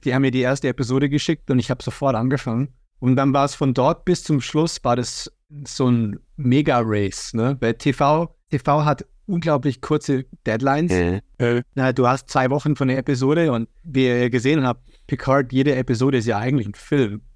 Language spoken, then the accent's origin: German; Germany; ich bin in Deutschland aufgewachsen